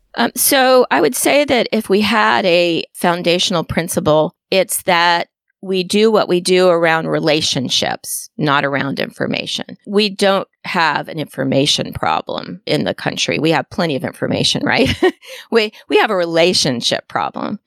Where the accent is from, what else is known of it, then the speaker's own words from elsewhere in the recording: Washington, District of Columbia, United States; now in Tallahassee, United States; I grew up in Washington, D C